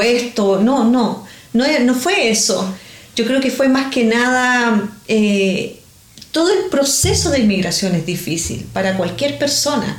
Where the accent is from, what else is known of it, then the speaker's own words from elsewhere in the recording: Chile; moved away as an adult; now in Australia; yo soy de Chile, yo emigré aquí